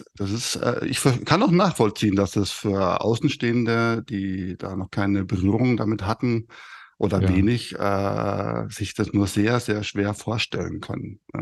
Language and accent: German; Fürstenfeldbruck, Bavaria, Germany; accent: Bavarian; ich komme aus Oberbayern, äh, Speckgürtel von München, Fürstenfeldbruck.